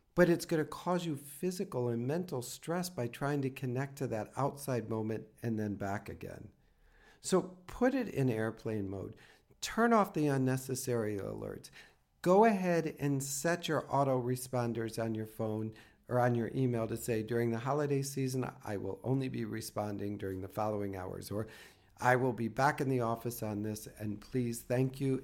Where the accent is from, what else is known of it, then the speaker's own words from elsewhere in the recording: the Midwest, Minnesota, United States; I come from the Midwest and Minnesota can get cold